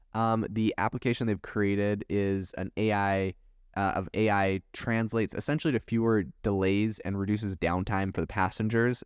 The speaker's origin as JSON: {"language": "English", "country": "Canada", "tie": "born or raised there", "also_born_or_lived": "Europe", "moved": "yes", "lives_now": "United States", "said": "I was raised in Canada."}